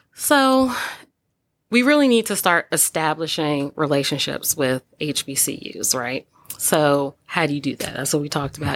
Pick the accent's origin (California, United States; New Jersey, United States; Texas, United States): New Jersey, United States; Old Bridge; moved away; I grew up in Old Bridge, New Jersey